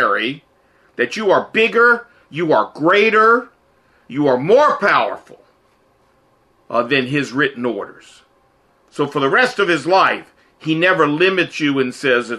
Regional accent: Portsmouth, Virginia, United States; now in Washington, United States; I grew up in Portsmouth, Virginia

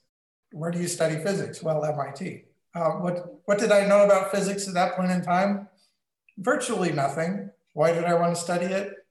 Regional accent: St. Louis, Missouri, United States; also born or lived in Texas / North Dakota / Wyoming; So Grand Forks, North Dakota, and Cheyenne, Wyoming. Now I went to high school in St. Louis

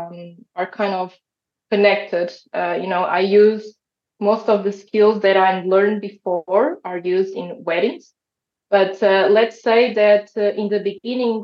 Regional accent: Portugal; I'm Portuguese. I was born and raised in Portugal

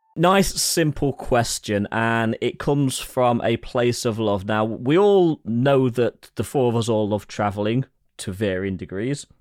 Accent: England, United Kingdom

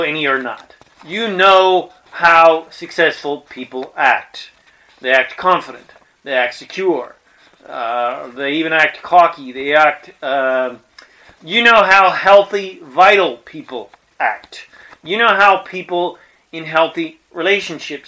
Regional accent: Colorado, United States; I was born in Colorado in the mountains

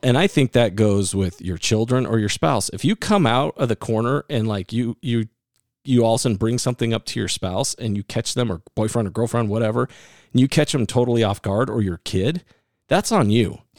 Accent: Iowa, United States; I'm from Iowa

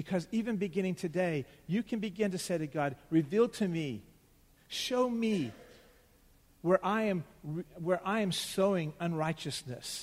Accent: United States; we as American Christians

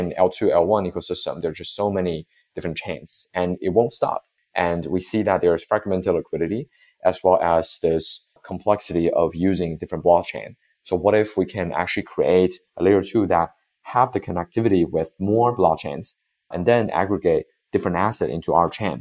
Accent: Beijing, China; I'm from Beijing

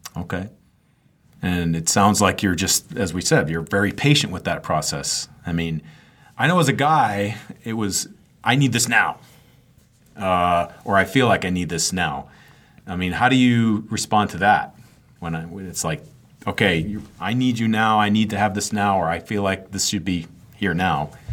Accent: Maine, United States; I'm from Maine

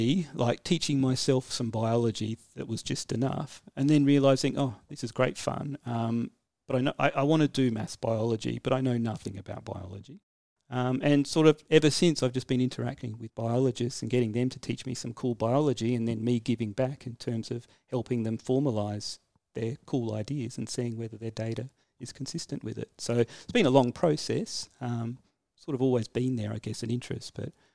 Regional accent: Adelaide, South Australia, Australia; I grew up in Adelaide

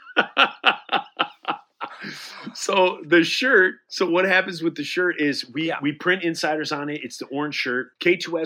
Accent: Detroit, Michigan, United States; we're from Detroit

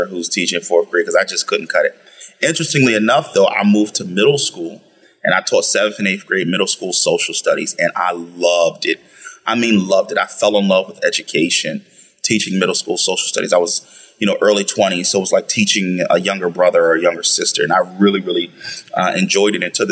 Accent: Philadelphia, Pennsylvania, United States; I grew up in South Philadelphia, went to school here

